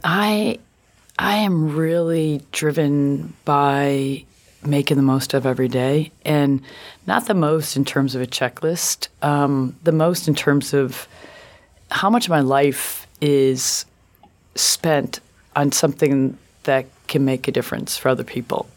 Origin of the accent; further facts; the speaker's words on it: Buffalo, New York, United States; I grew up in Buffalo, New York, which I loved